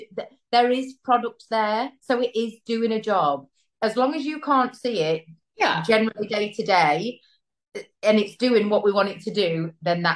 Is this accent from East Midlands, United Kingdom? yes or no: yes; Derbyshire, East Midlands, United Kingdom; I'm from the UK, in England, a place called Derbyshire, like Middle England.